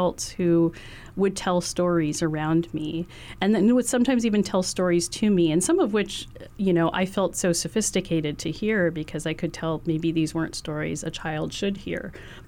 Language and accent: English; Hawaii, United States; colonial silencing that we've experienced in Hawaii